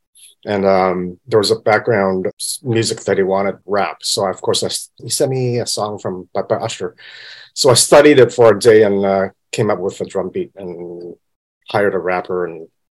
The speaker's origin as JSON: {"language": "English", "town": "Vancouver", "region": "British Columbia", "country": "Canada", "tie": "born or raised there", "moved": "as an adult", "lives_now": "Hong Kong", "said": "I'm born in Hong Kong, but I grew up in Vancouver, Canada. So I'm from Vancouver."}